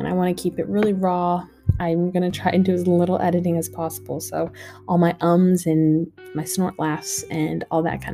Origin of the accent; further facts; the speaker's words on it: United States; now in Australia; I am an American girl living in Australia